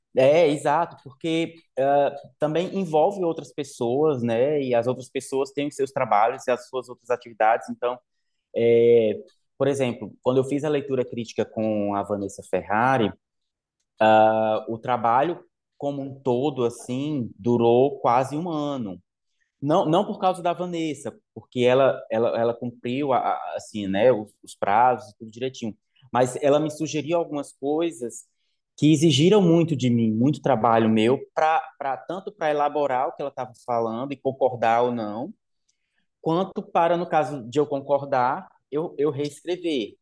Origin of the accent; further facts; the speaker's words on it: Limoeiro, Brazil; moved away as an adult; na zona rural de Limoeiro, onde eu cresci até os meus 17, meus 17 anos